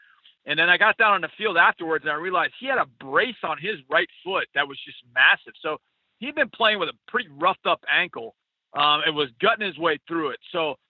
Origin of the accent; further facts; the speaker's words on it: Wisconsin, United States; born there; As I said earlier, the Packers are my second favorite team growing up since I was born in Wisconsin.